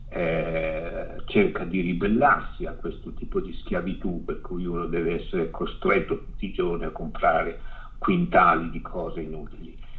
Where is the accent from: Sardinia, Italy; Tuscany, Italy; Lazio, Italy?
Lazio, Italy; Ciociaria; now in Milan, Italy; tornare al mio paese in Ciociaria, che è sulle colline della Ciociaria, che è il paese che io amo di più e che, da cui sono molto lontano